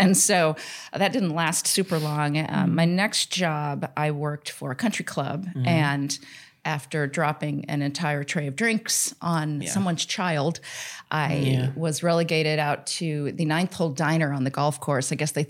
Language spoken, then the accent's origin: English; Denver, Colorado, United States; I grew up in Denver, and I'm adopted.